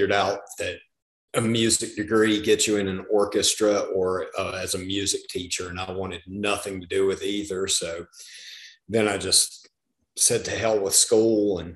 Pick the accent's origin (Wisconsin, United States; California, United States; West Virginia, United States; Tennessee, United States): West Virginia, United States; Southern; I grew up in the middle of nowhere in Southern West Virginia.